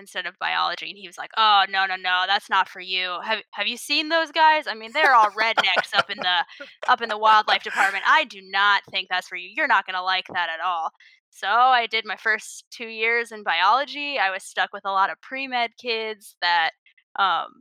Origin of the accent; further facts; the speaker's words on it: Rockville, Maryland, United States; I grew up in Rockville, Maryland.